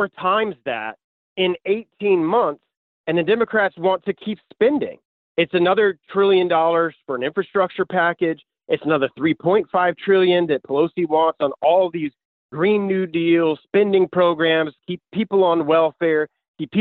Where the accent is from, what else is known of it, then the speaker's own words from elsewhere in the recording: Florida, United States; I've lived here my entire life. My family's been here for generations